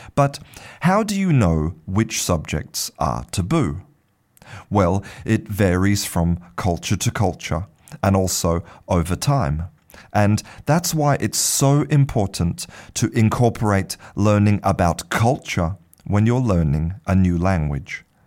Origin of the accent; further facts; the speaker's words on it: Australia; I was born in Australia